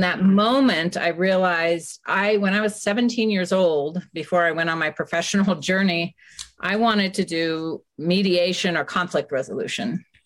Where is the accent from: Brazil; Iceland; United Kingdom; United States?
United States; San Francisco, California; I grew up in San Francisco, and after high school, I went and lived abroad